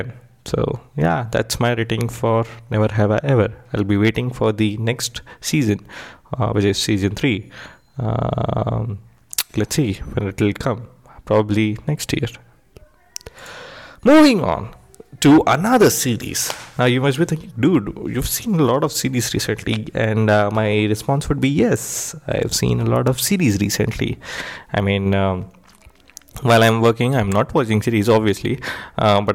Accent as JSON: {"language": "English", "country": "India", "said": "me being Indian"}